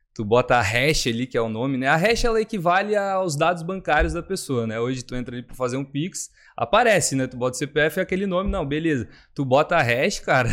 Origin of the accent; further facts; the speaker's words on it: Rio Grande do Sul, Brazil; moved away as an adult; now in Balneário Camboriú, Brazil; eu sou natural do Rio Grande do Sul